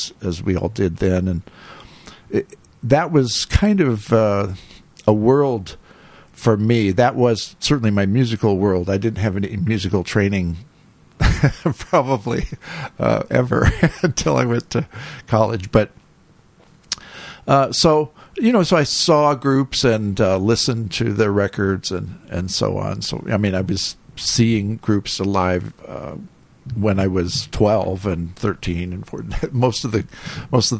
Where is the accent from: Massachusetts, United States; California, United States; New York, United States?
California, United States; Bay Area; I grew up. I grew up in the Bay Area in California